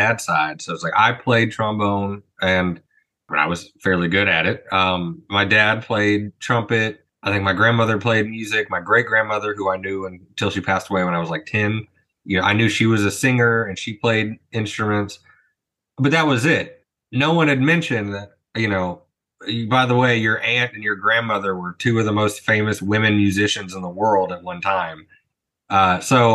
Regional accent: Oklahoma, United States; moved away as an adult; also born or lived in Ada, Oklahoma / Collinsville, Oklahoma; now in Baton Rouge, United States; I'm from Oklahoma. It's where I grew up, spent my whole life

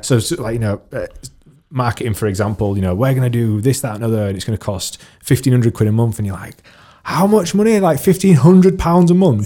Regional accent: United Kingdom; I am British.

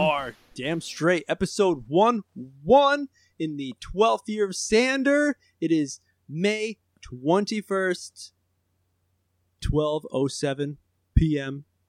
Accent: United States; I'm the American

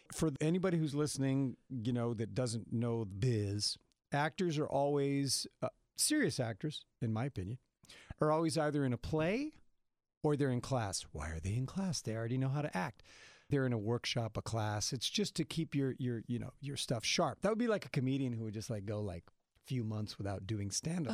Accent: Salinas Valley, California, United States; I grew up in the Salinas Valley

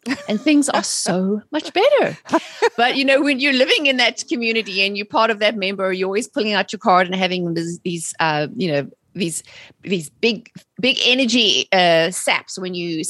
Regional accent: South Africa; moved away as an adult; also born or lived in England; now in United States; I'm originally from South Africa. I was born and raised there and immigrated to England in the early

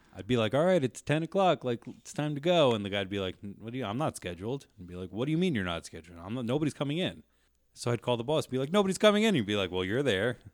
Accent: New Jersey, United States; moved away; I am from New Jersey originally

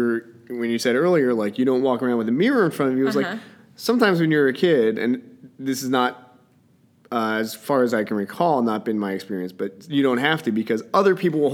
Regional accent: New Jersey, United States; That's because I'm from Jersey, and I think I'm a little bit of a dick when it comes to that.

